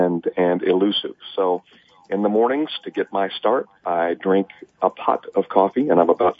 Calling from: Jacksonville, Florida, United States; Jacksonville, Florida.

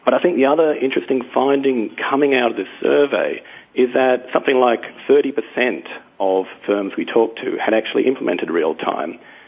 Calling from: London, United Kingdom; I'm calling from London, England.

